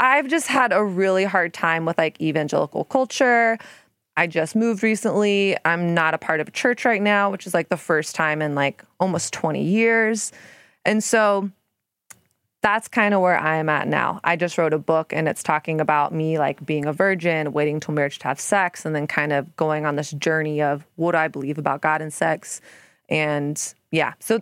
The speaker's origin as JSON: {"language": "English", "region": "Texas", "country": "United States", "tie": "born or raised there", "also_born_or_lived": "Brooklyn", "moved": "yes", "lives_now": "New York, United States", "said": "I grew up in Texas"}